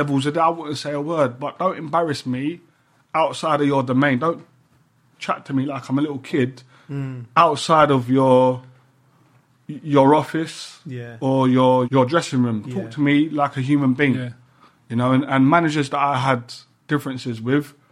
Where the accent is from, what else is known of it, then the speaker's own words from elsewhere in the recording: London, United Kingdom; I grew up in Peckham where you got told right from wrong